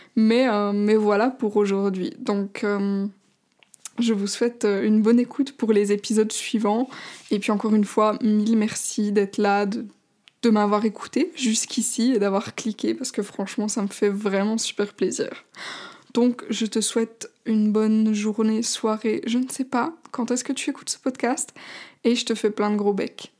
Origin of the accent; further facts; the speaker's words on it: Switzerland; je suis suisse